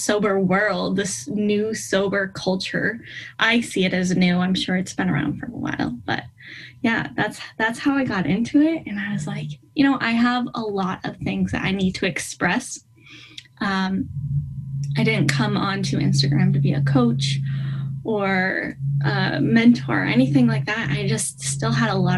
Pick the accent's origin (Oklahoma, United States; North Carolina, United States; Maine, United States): Maine, United States; I am from Maine, northeast of the United States